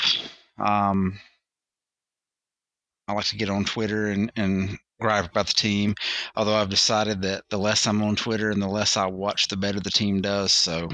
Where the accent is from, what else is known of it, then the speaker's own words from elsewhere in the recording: North Carolina, United States; I grew up and I'm originally from Western North Carolina. And in the early 80s, North Carolina didn't have a team.